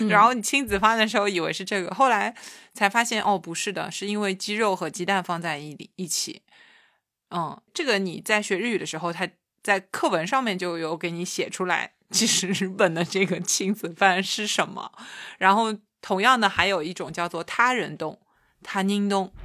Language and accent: Chinese; China; 我是一个中国姑娘